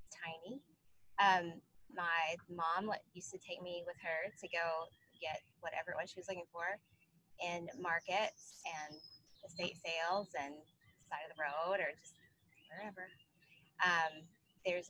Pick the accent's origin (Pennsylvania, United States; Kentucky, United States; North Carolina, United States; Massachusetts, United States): Kentucky, United States; Ashland; also born or lived in West Virginia; I grew up in Ashland, Kentucky, but my family's from West Virginia